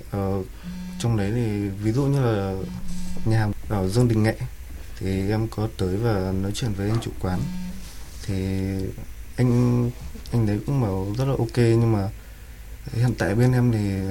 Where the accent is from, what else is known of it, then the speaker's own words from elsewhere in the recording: Sóc Sơn, Hanoi, Vietnam; Em sinh ra tại Sóc Sơn, ờ, một huyện ngoại thành của Hà Nội. Ờ, với xuất thân thì là nông dân.